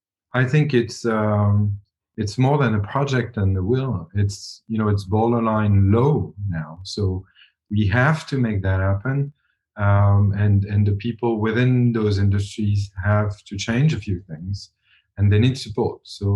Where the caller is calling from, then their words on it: Switzerland; I'm calling from Switzerland